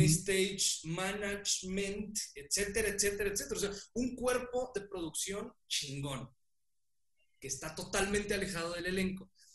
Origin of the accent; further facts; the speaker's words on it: Mexico; Somos mexicanos, somos mexicanos